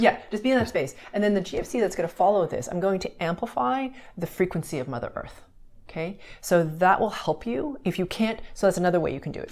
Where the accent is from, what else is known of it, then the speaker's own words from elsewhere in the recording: Montreal, Quebec, Canada; I grew up in Montreal, Canada, where there was winter